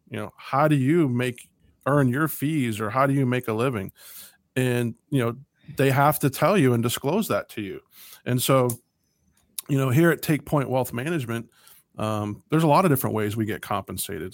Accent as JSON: {"language": "English", "country": "United States"}